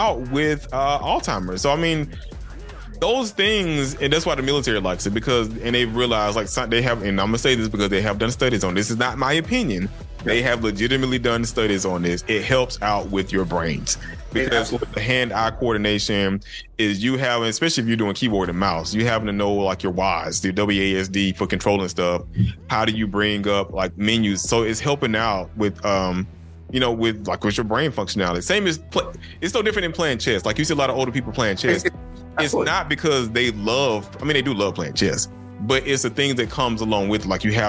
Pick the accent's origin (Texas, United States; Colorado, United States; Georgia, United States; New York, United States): Georgia, United States; I'm still particular about how my state is portrayed